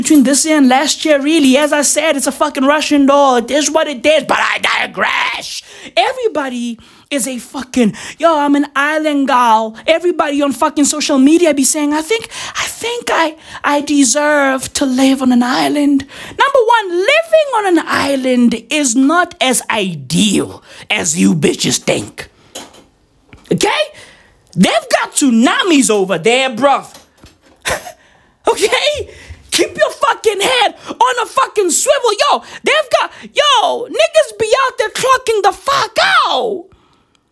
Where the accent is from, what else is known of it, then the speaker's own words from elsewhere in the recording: South Africa; I'm from South Africa